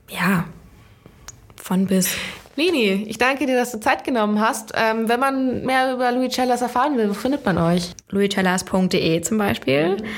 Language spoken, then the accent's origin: German; Lower Saxony, Germany; Ja, ich komme so Richtung Holland aus dem Norden